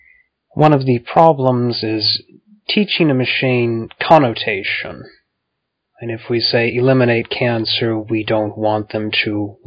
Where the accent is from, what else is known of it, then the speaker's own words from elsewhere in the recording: United States; as an American, yes.